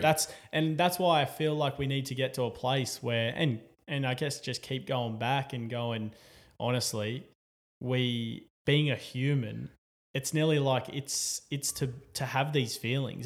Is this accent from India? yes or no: no; Newcastle, New South Wales, Australia; as an Australian, as a Novocastrian